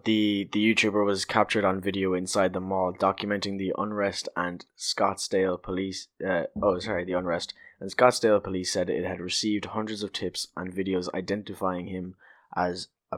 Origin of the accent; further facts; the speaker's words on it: Ireland; we're Irish.